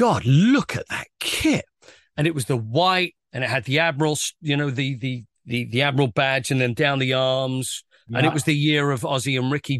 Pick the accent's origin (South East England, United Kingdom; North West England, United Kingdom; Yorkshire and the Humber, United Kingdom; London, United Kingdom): London, United Kingdom; Romford; But when I grew up in Harrowwood near Romford